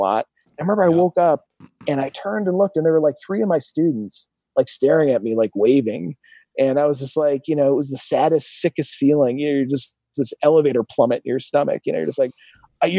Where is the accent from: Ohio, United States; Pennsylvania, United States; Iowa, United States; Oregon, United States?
Ohio, United States; Milan; also born or lived in Phoenix; back to Milan, Ohio, where I'm from